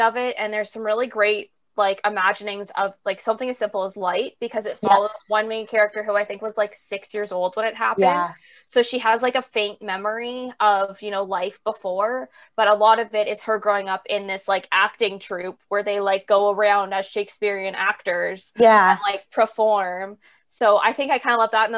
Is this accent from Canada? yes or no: yes; Canada; as a Canadian